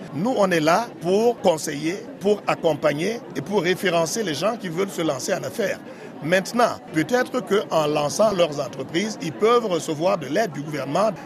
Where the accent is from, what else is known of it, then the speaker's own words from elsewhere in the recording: Cameroon; now in Nunavut, Canada; je vais me ressourcer dans mon pays d'origine. Donc euh, ça ne me manque pas. De temps en temps, quand ça me prend, je retourne au Cameroun